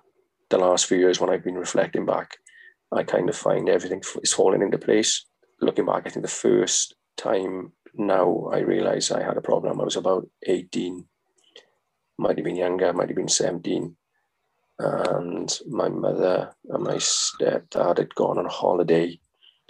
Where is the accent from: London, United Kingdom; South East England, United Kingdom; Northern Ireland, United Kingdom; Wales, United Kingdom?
Wales, United Kingdom; Merthyr Tydfil; my hometown in Merthyr.